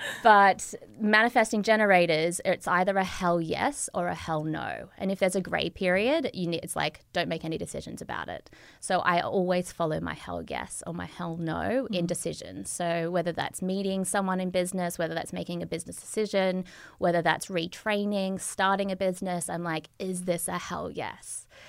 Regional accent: Australia; moved away; hi, Lauren, I'm an Australian.

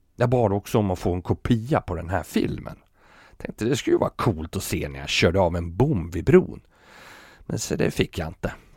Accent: Sweden; moved away as an adult; now in Copenhagen, Denmark; här hemma i Sverige

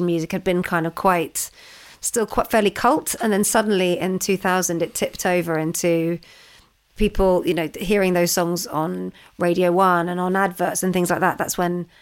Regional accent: London, United Kingdom; I was growing up in London.

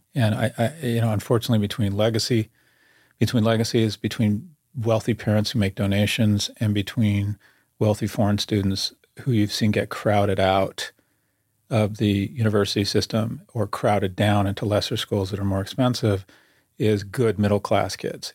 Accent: California, United States; I grew up in California

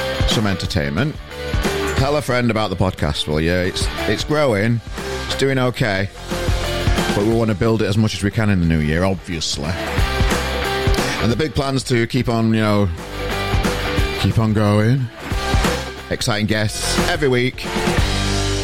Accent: Yorkshire and the Humber, United Kingdom; Us Yorkshire people like to pronounce the G's

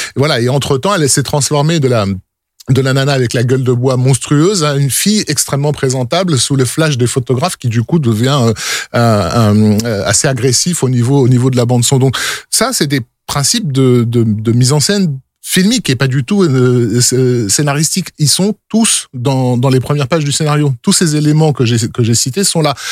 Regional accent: France; on est français, donc on entend du français

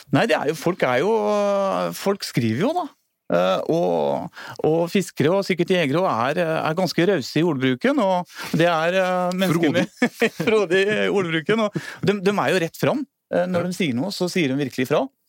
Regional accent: Hvaler, Østfold, Norway; moved away; also born or lived in Hemsedal; jeg er født og oppvokst på Hvaler

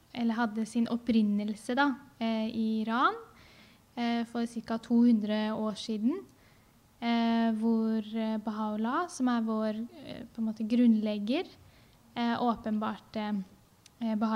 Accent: Vestfold og Telemark, Norway; jeg vokste opp i Telemark Eh, der hvor jeg har bodd sammen med min mor og søsken.

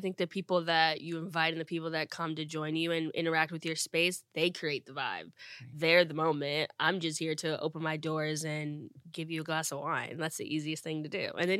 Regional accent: New Jersey, United States; also born or lived in Akron, United States; New Jersey. I lived there since I was 10. I'm originally from Akron, Ohio. I was born in the same hospital as LeBron James and Steph Curry.

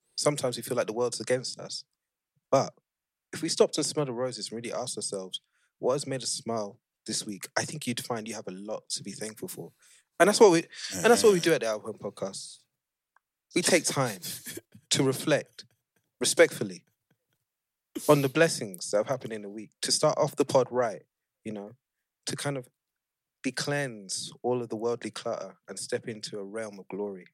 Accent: Nigeria; As a Nigerian

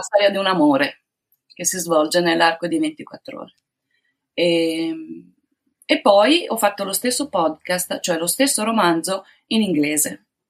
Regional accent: Padua, Veneto, Italy; sono di Padova

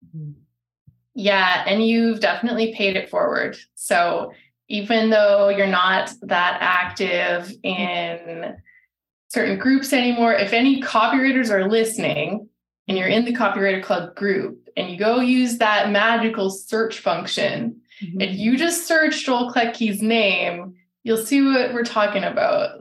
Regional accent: Alberta, Canada; I'm from Alberta

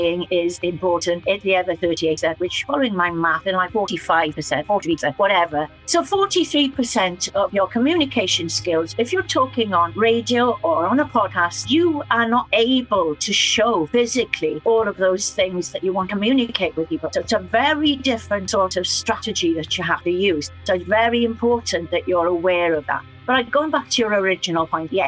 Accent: Fishguard, Wales, United Kingdom; I was brought up in West Wales

